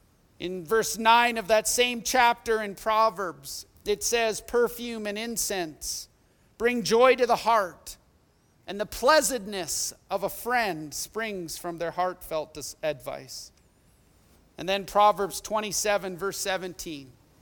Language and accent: English; Edmonton, Alberta, Canada; We did everything together as we grew up in Millwoods and Edmonton.